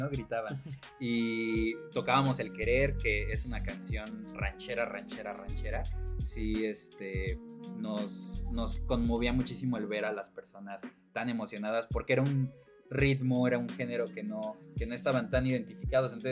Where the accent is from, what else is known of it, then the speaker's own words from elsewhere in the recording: Mexico; justamente mi proyecto que se trate de retomar algo tan mexicano, este, o algo que, me, identifica mucho con, con mi tierra.